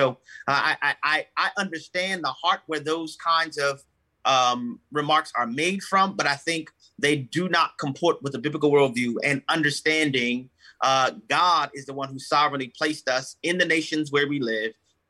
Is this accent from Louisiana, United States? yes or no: yes; New Orleans, Louisiana, United States; I'm from New Orleans, Louisiana originally.